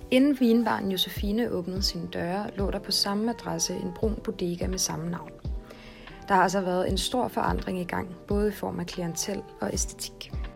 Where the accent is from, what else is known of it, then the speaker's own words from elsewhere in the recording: Copenhagen, Capital Region of Denmark, Denmark; Jeg er født og opvokset på Amager og har altid elsket det